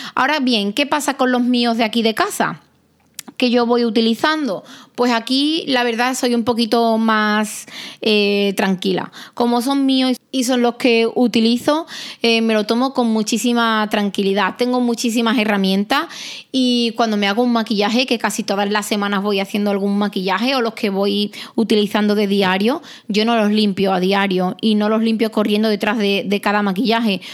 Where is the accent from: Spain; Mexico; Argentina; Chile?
Spain; Arahal, Andalusia; mi pueblo, de Araal